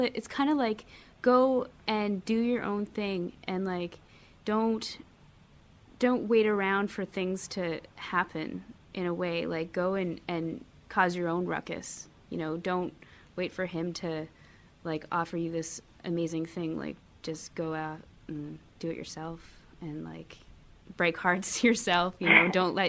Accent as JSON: {"language": "English", "town": "Vancouver", "region": "British Columbia", "country": "Canada", "lives_now": "United States", "said": "See, I'm from Vancouver, and I've heard that Gerberas, the flowers, like big daisy-like flowers, are not called Gerberas here."}